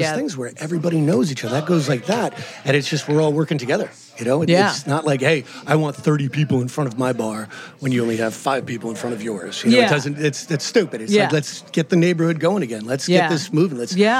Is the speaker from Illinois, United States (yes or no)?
no; Lower Westchester, New York, United States; I grew up in Lower Westchester. You know, like Yonkers, New Rochelle, and a place called East Chester, right in between those.